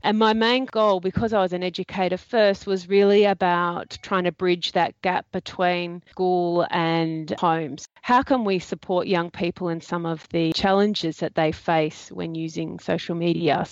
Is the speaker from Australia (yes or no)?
yes; Australia